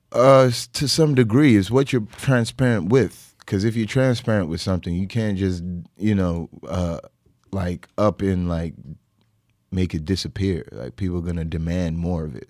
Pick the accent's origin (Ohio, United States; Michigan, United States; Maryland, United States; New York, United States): New York, United States; Brooklyn; born and raised in Brooklyn.